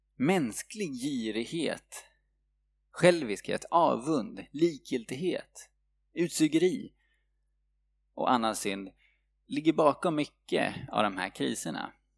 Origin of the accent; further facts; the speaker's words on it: Sweden; vi svenskar